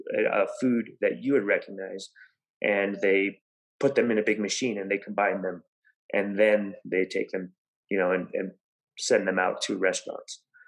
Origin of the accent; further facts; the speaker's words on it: Gallup, New Mexico, United States; I was raised in Gallup, New Mexico